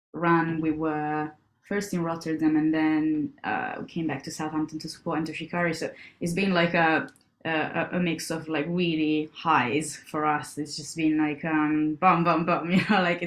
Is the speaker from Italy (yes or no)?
yes; Italy; moved away; I'm from Italy, so like part of my family was based in the north, and part of it was based in Rome